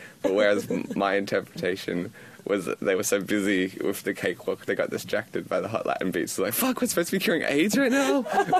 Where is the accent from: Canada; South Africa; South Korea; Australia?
Australia; accent: Australian